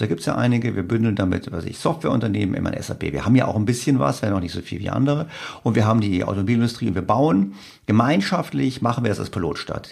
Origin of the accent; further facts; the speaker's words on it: Germany; als Deutscher